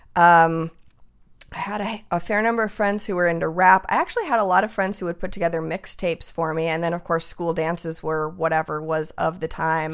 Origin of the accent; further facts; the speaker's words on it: Tucson, Arizona, United States; moved away; also born or lived in Los Angeles / Seattle; being from Tucson, my whole family is sort of Spanglish speaking.